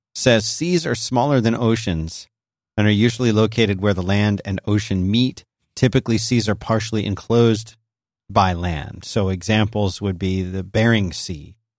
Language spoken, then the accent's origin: English; Philadelphia, Pennsylvania, United States; when I grew up in Philadelphia